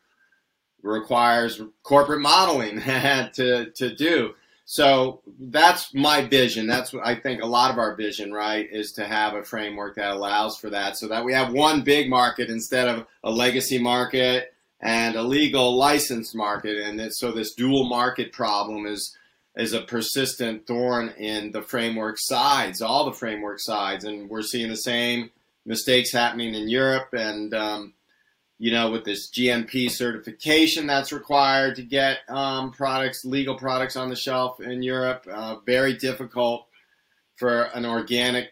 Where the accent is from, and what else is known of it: United States